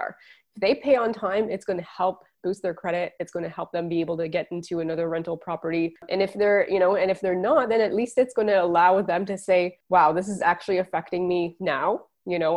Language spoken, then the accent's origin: English; Quebec, Canada; I'm from Quebec